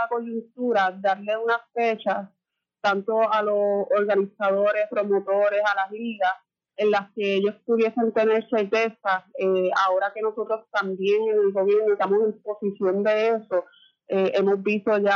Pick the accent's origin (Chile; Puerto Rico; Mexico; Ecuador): Puerto Rico; Morovis; yo soy de Morovi